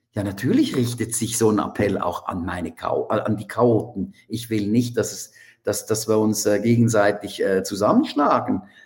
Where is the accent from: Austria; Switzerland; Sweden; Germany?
Switzerland; bei uns in der Schweiz